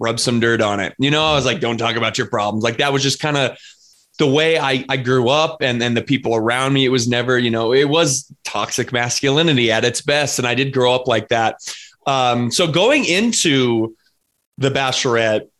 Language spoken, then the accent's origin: English; Colorado, United States; I'm from Colorado. So I'm Colorado native out here in the Midwest.